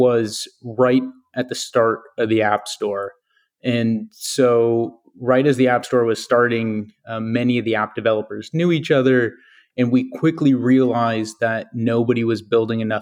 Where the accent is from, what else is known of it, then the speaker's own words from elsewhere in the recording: Napa, California, United States; I grew up in Napa